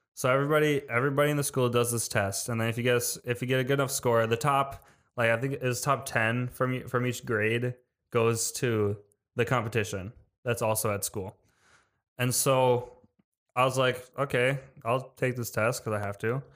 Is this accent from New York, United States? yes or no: no; Wisconsin, United States; I'm from Wisconsin